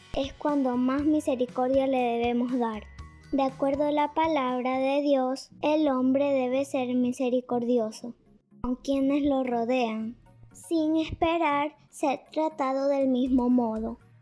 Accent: Chubut, Argentina; Soy Argentina y Chubut

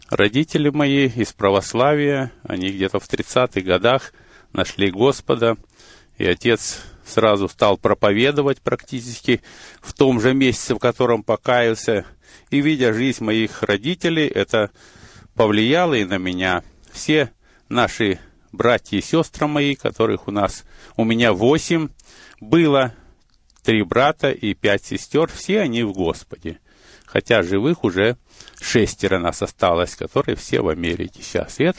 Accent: Chelyabinsk Oblast, Russia; born there; Но я родился в России, в Челябинской области, Миасский район, там были золотые прииски.

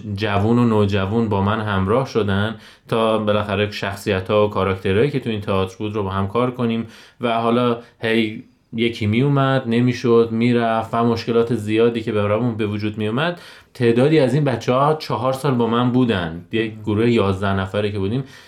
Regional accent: Lalejin, Hamadan Province, Iran; 33 ساله متولد شهر لالجین همدان

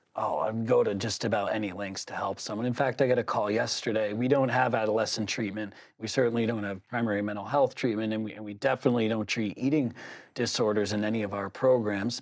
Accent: Southern New Hampshire, United States; growing up in Southern New Hampshire

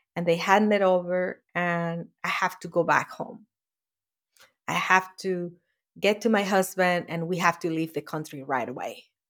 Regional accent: Venezuela; moved away as an adult; now in United States; that shack that I grew up was in Venezuela, in South America

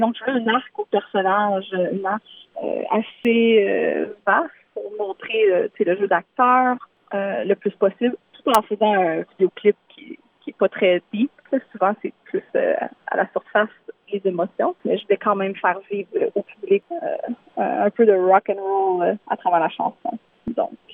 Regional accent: Thetford Mines, Quebec, Canada; j'ai été élevée euh, à Thetford Mines, donc euh, c'était très francophone.

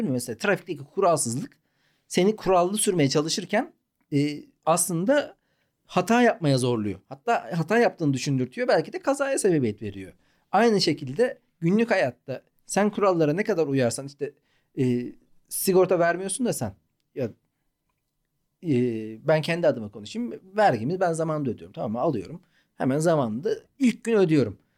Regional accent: Malatya, Turkey; Ya Malatya'da doğduk

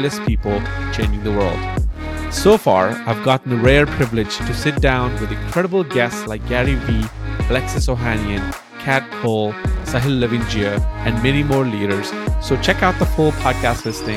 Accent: India; moved away as an adult; now in United States; I moved here in 2011 as an Indian immigrant, like a student

